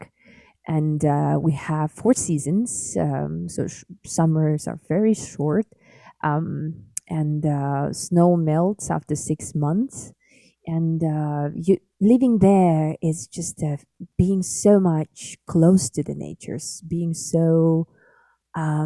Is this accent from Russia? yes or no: yes; Siberia, Sakha Republic, Russia; first language Sakha; English is a second language; moved away; I was born and raised in Arctic Siberia, Republic of Sakha, Yakutia. I'm indigenous Sakha